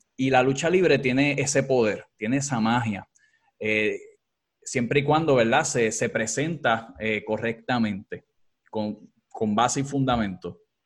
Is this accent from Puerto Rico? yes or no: yes; Puerto Rico; aquí en, Puerto Rico